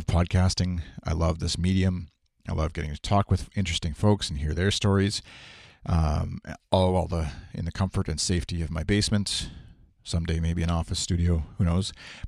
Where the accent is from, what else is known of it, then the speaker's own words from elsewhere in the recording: Saskatoon, Saskatchewan, Canada; I'm Canadian. I'm from Saskatchewan, Saskatoon, in the middle of Canada.